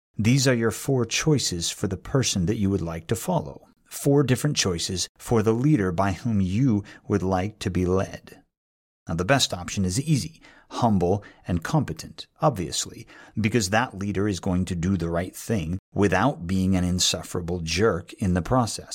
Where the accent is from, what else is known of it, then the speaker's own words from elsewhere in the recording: New England, United States; moved away; also born or lived in Northern California; I'm from New England